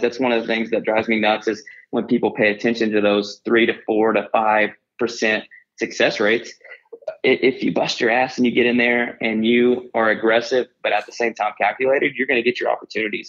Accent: Oklahoma, United States; I grew up here in Oklahoma and and where I currently live

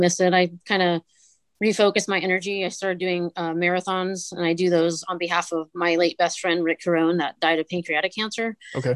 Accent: Northern California, United States; I grew up in Northern California

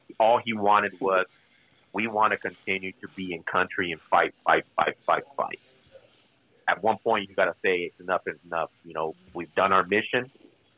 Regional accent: California, United States; also born or lived in Mexico; obviously I was born and raised in California.

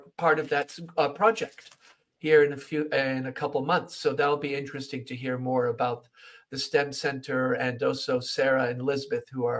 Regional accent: Switzerland; Me being born and raised in Switzerland and being a Swiss citizen

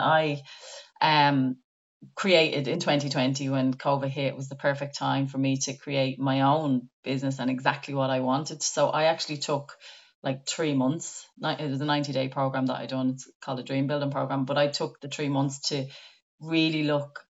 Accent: Ireland; as Irish people

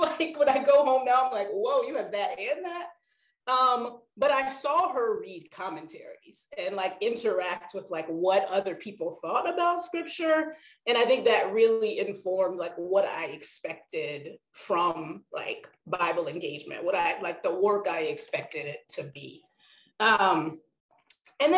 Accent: North Carolina, United States; I grew up in North Carolina

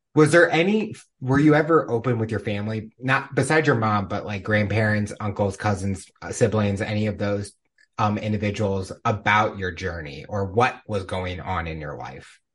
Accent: Missouri, United States; growing up in Missouri

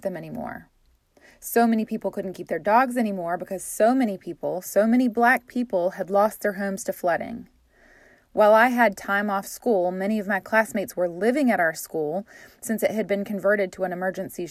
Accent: Tarboro, North Carolina, United States; my hometown, Tarboro, North Carolina

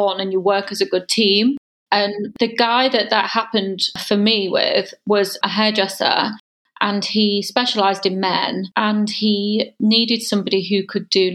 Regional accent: Holme-on-Spalding-Moor, Yorkshire and the Humber, United Kingdom; moved away as an adult; also born or lived in York; now in London, United Kingdom; I am from a little town between York and Hull. So I'm a Yorkshire girl, and it was very small, really nice village called Home on Spalding Moor. It was just a nice place to grow up.

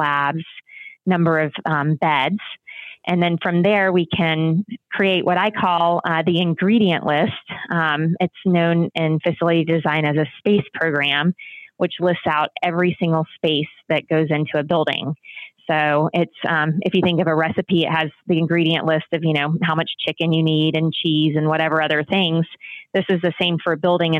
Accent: the South, United States; I'm from the South myself

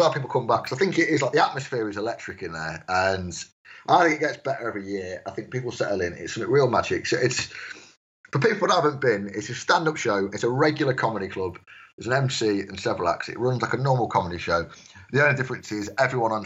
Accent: Stafford, West Midlands, United Kingdom; moved away as an adult; now in Leicester, United Kingdom; I come from Stafford

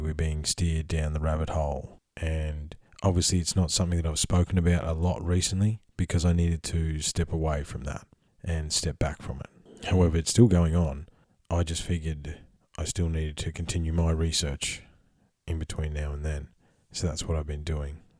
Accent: Australia; I'm Australian, because being an Aussie is a unique perspective

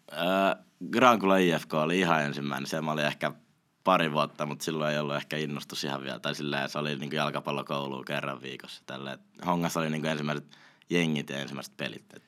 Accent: Espoo, Uusimaa, Finland; also born or lived in Kauniainen; now in Helsinki, Finland; olen asunut Espoossa melkein koko ikäni, nyt asun Helsingin puolella, mutta tota, espoolainen henke ja vere

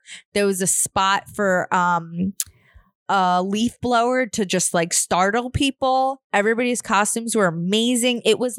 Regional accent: New York, United States; I grew up in New York

